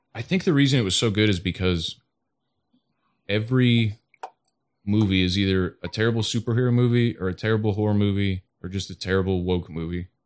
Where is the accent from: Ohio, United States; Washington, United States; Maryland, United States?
Ohio, United States; Toledo; Toledo, Ohio